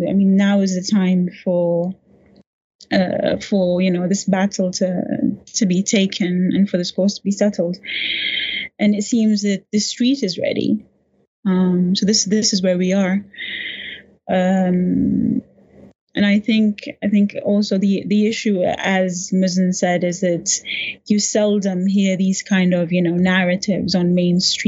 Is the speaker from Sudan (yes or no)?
yes; Sudan; I'm a Sudanese, I'm from Sudan